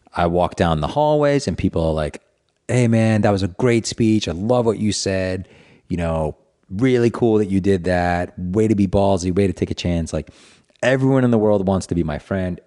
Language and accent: English; Providence, Rhode Island, United States; born or raised there